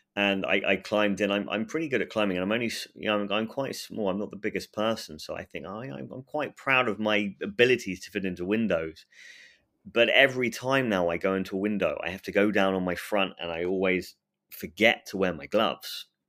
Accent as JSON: {"language": "English", "region": "England", "country": "United Kingdom", "said": "I'm English"}